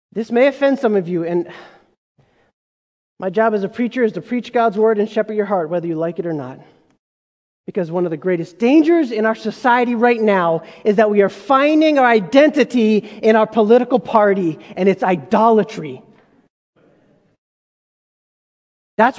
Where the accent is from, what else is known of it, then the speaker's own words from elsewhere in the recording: United States; I was a part of this group of other Egyptians who had immigrated, and we were kind of first generation born in America